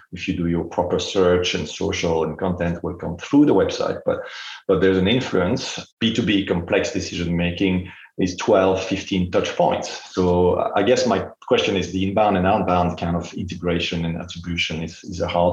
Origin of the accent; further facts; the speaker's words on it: Belgium; I'm from Belgium.